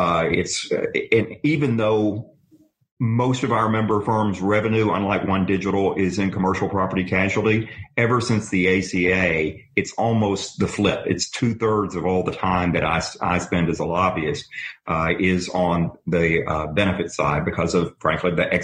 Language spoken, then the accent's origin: English; Tennessee, United States; moved away as an adult; now in Washington, United States; I came up working for a member of Congress from my home state of Tennessee